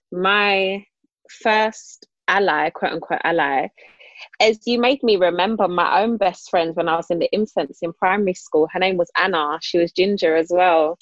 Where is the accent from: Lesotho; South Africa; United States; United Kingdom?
United Kingdom; London; I grew up in Islington